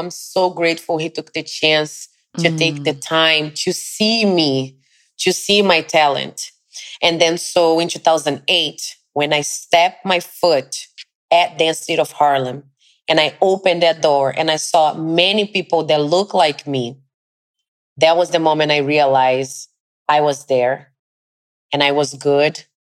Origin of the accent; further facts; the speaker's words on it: Brazil; English is a second language; now in New York, United States; It was my first experience outside of Brazil, was coming straight to New York